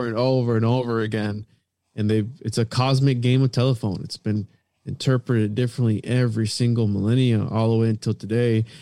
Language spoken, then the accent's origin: English; Florida, United States; we're from Florida